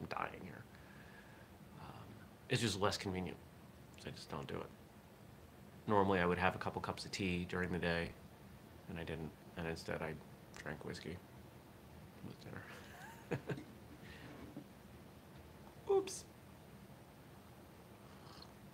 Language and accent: English; Maine, United States; now in Vermont, United States; I grew up in Maine